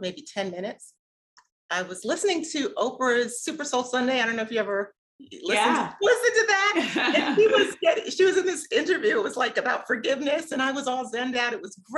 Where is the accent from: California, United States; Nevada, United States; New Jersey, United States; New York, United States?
New York, United States; New York City; now in Atlanta, United States; the Catholic churches that I grew up with in Brooklyn